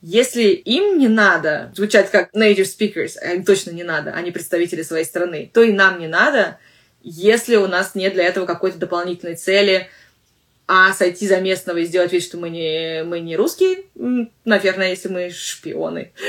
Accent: Russia; accent: Russian; У меня русский акцент в английском английском языке.

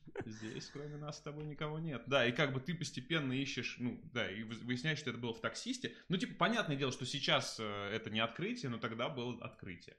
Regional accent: Tambov, Tambov Oblast, Russia; moved away; я жил вот как раз в Тамбове очень долго. Я из Тамбова родом

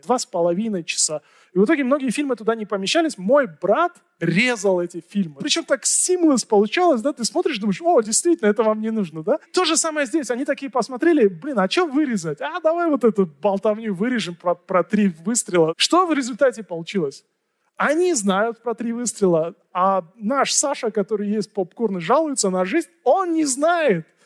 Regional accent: Tajikistan; в Таджикистане, у меня на родине

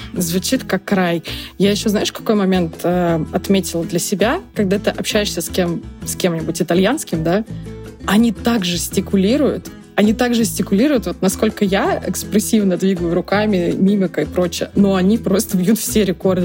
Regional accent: Russia; moved away; also born or lived in Latvia; это вот наша чисто русская история

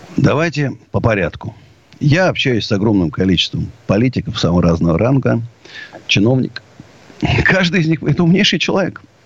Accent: Russia

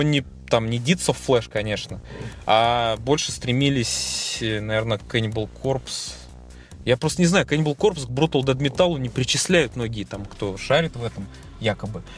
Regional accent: Tolyatti, Samara Oblast, Russia; в наш город

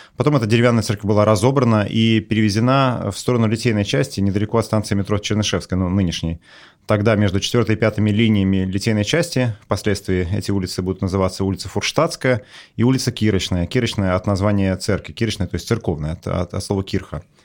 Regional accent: Russia; я вырос в Советском Союзе

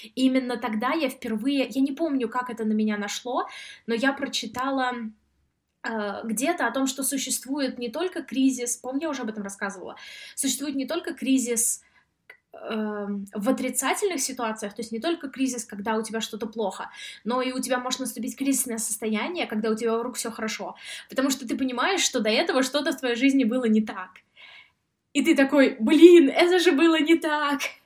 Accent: Samara, Samara Oblast, Russia; now in Sweden; А я сама из Самары, и я занималась в этнографическом музее

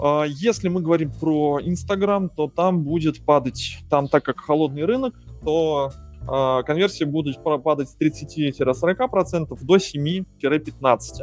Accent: Moscow, Russia; moved away; я из Москвы

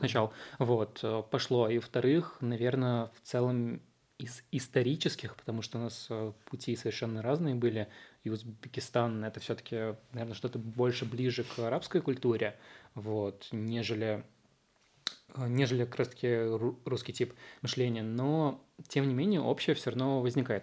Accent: Russia; first language Uzbek; Russian is a second language; also born or lived in Tashkent, Uzbekistan; я вырос в России, я с 6 лет здесь, и, по сути, вся моя сознательная жизнь, она прошла здесь

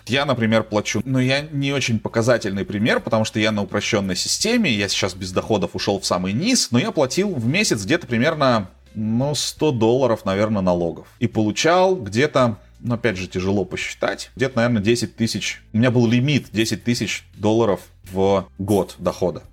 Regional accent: Novosibirsk, Novosibirsk Oblast, Russia; moved away as an adult; now in Buenos Aires, Argentina; я из Новосибирска

